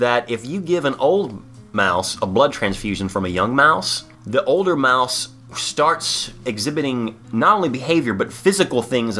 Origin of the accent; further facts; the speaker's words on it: Florida, United States; I'm from Florida.